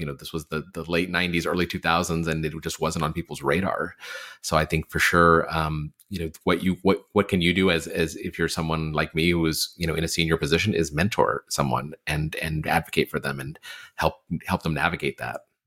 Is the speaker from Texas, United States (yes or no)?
yes; Texas, United States; I'm from Texas